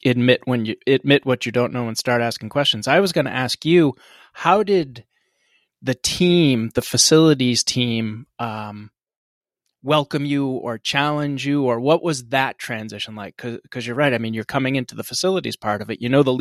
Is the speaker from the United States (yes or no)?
yes; East Coast, United States; I'm from the East Coast, and we're located out on the East Coast.